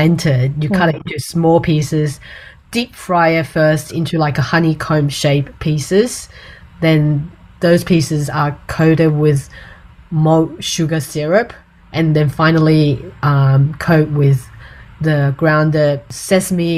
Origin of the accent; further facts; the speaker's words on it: Taiwan; now in Australia; when I was growing up in Taiwan